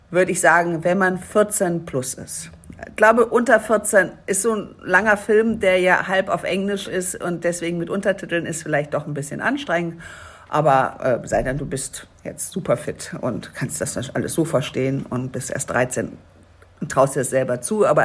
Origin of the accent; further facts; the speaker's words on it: Düsseldorf, North Rhine-Westphalia, Germany; now in Dithmarschen, Germany; Haha, und das als Düsseldorferin. Ich sag euch, das war was. Ich kann ja kein Platt oder ich konnte kein Platt.